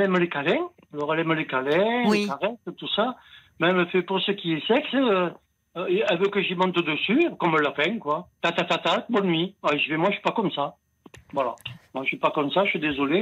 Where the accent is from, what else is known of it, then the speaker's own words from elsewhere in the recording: Italy; je suis un Italien